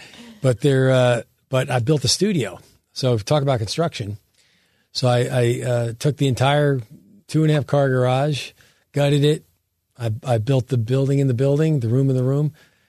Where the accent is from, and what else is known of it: Sayreville, New Jersey, United States; accent: New Jersey